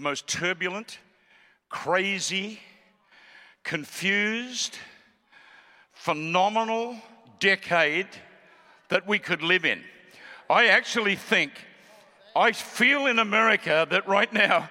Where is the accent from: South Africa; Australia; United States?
Australia; also born or lived in Melbourne; We're from Australia